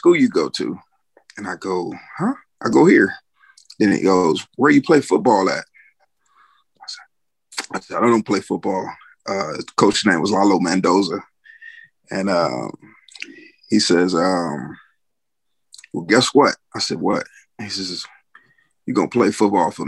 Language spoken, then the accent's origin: English; Compton, California, United States; I grew up in Compton, California.